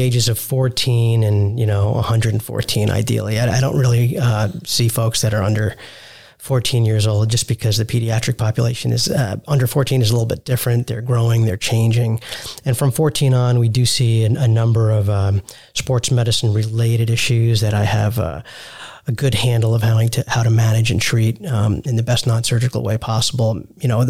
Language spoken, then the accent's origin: English; New York, United States; moved away as an adult; also born or lived in Salt Lake City, Utah / Texas; now in Dallas, United States; I'm born and raised in New York to immigrants who are both physicians as well